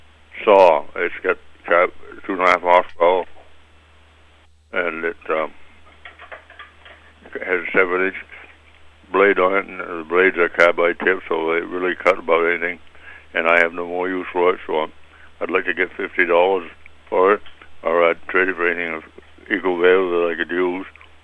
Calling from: Bryant Pond, Maine, United States; Bryant Pond.

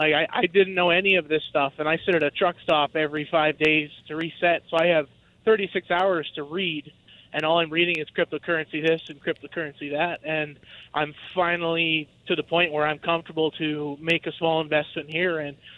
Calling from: Saskatchewan, Canada; I am driving across Saskatchewan, heading back to Alberta.

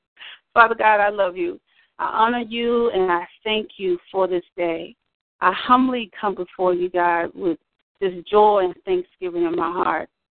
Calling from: Stockbridge, Georgia, United States; I'm calling from Stockbridge, Georgia, which is just a little few minutes south of Atlanta

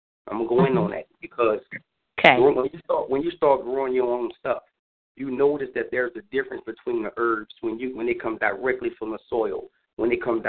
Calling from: New Orleans, Louisiana, United States; I'm calling from New Orleans.

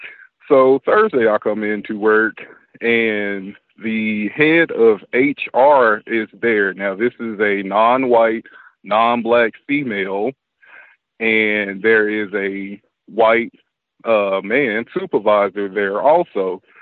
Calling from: Dallas, Texas, United States; I'm calling from Dallas, Texas.

